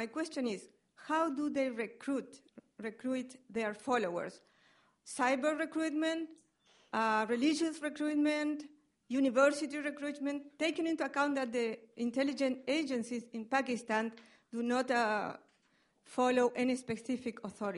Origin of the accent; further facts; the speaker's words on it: Argentina; I'm from Argentina.